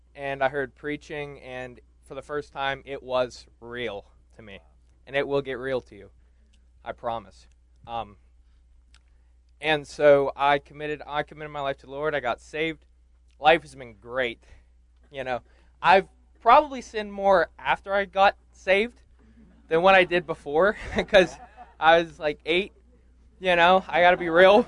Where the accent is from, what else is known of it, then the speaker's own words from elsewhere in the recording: Indiana, Pennsylvania, United States; I'm from Indiana, Pennsylvania.